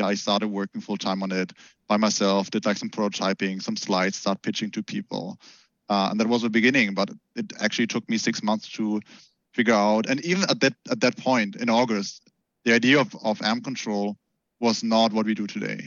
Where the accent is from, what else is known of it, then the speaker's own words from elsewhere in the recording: Germany; I grew up in Germany, so we all we are super automotive country